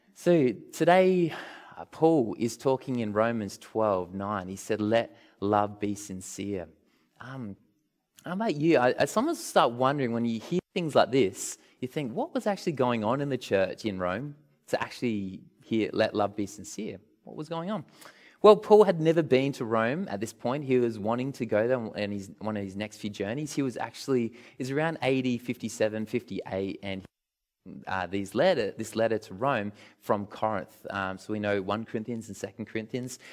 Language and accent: English; Australia